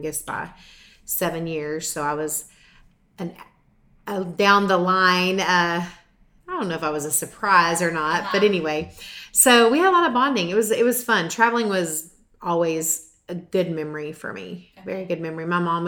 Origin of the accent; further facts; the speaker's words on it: Mesquite, Texas, United States; Grew up in Mesquite, Texas